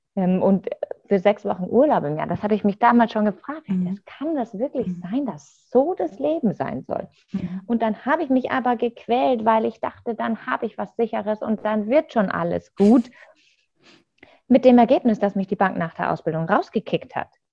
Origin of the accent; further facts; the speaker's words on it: Munich, Bavaria, Germany; ich komme ja aus München